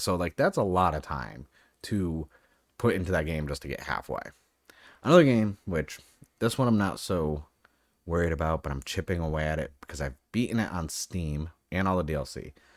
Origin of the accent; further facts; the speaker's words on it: New England, United States; now in Southern California, United States; I live in Southern California. I'm from New England